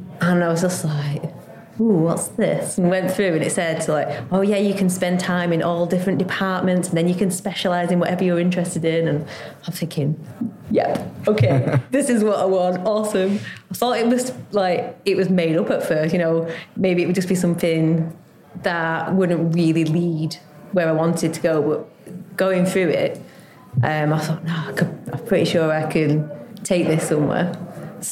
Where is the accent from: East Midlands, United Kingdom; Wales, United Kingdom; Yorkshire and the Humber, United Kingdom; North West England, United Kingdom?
North West England, United Kingdom; Lancashire; moved away as an adult; also born or lived in London; now in Staines, United Kingdom; I'm originally from Lancashire. I came down to London to do a degree in biochemistry.